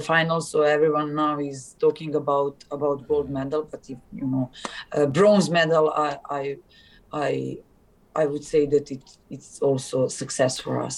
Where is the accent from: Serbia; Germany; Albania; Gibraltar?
Serbia; English is a second language; moved away as an adult; also born or lived in Istanbul, Turkey; in Serbia